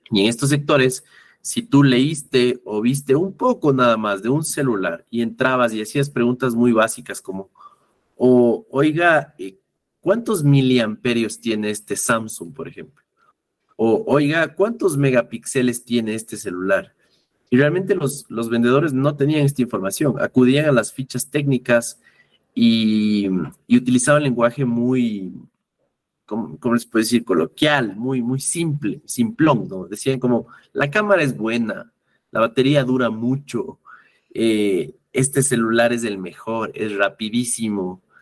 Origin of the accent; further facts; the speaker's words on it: Ecuador; La primera parte es que como buen ecuatoriano hasta ahora, siento que sobre todo los, eh, llamémosles baby boomers, eh, que son nuestros padres, nuestros abuelos